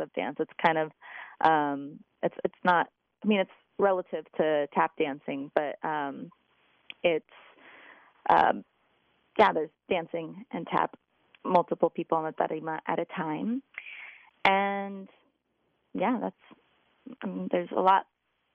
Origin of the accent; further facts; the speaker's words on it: Lodi, California, United States; moved away as an adult; now in Bay Area, United States; I grew up in Lodi, and I've been in the Bay Area for about 17 years